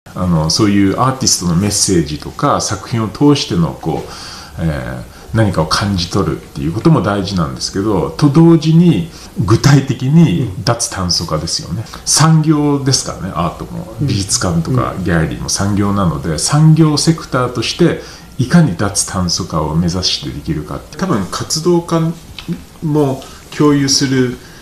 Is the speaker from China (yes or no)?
no; Tokyo, Japan; moved away as an adult; also born or lived in London; now in Nagano, Japan; 東京生まれで東京に長年、まあ、ロンドンとか住んでて、うん、でこう13年前にこう、まあ、長野に来て